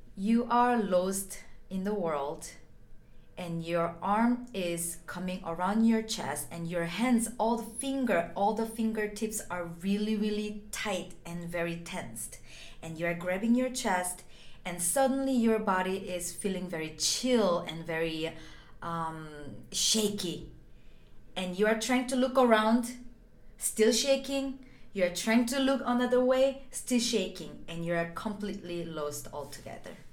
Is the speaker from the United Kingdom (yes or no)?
no; South Korea; now in Los Angeles, United States; I'm originally from South Korea and now I am based in Los Angeles